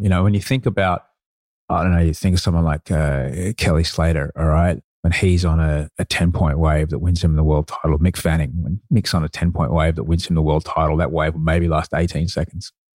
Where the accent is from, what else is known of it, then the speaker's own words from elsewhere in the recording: Brisbane, Queensland, Australia; also born or lived in London; I grew up in Brisbane.